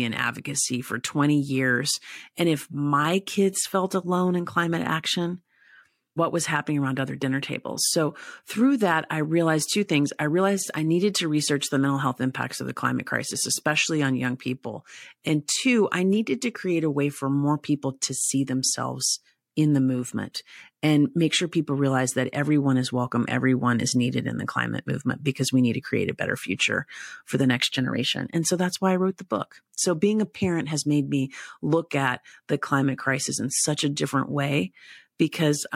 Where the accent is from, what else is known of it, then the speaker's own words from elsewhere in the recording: East Tennessee, United States; I grew up in East Tennessee, so I spent a lot of my early childhood hiking and camping near Great Smoky Mountain National Park